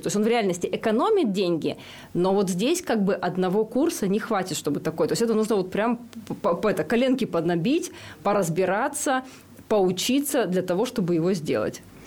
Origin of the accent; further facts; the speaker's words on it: Rybinsk, Yaroslavl Oblast, Russia; Я родилась и выросла в Рыбинске